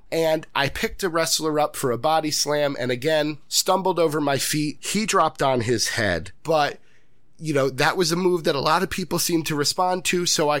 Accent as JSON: {"language": "English", "town": "Lansing", "region": "Michigan", "country": "United States", "tie": "born or raised there", "said": "I always want to pay respects to the areas in which I was born and raised, you know, and I am from Lansing, Michigan."}